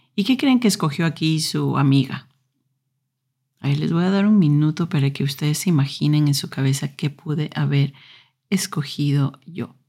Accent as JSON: {"language": "Spanish", "country": "Ecuador", "tie": "born or raised there", "moved": "yes", "said": "En Ecuador, donde yo nací, a los eh, más o menos 14 años tienes que escoger eh, en qué parte de la secundaria vas a entrar"}